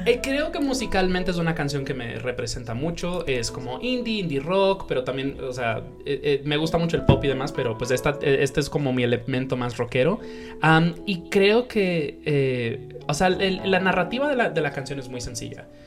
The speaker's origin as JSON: {"language": "Spanish", "country": "Dominican Republic", "tie": "born or raised there", "also_born_or_lived": "New York, United States / Colombia", "moved": "yes", "said": "yo me crié en la República Dominicana"}